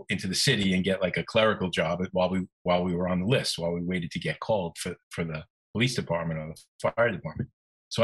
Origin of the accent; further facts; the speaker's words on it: New York City, New York, United States; I grew up in Brooklyn